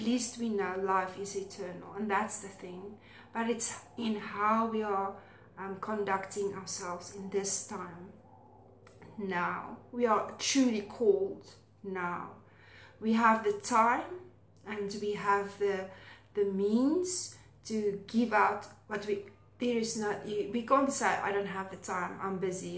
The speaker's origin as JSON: {"language": "English", "country": "South Africa", "accent": "Afrikaans", "said": "my Afrikaans accent"}